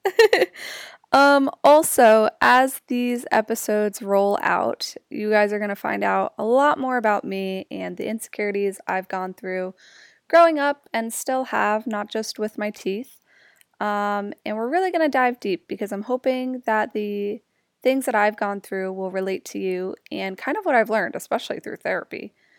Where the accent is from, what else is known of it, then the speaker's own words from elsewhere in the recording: Jersey Shore, New Jersey, United States; also born or lived in Newark, New Jersey; Grew up at the Jersey Shore